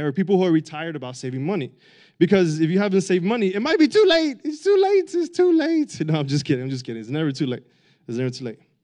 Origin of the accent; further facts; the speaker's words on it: Miami, Florida, United States; I grew up in Miami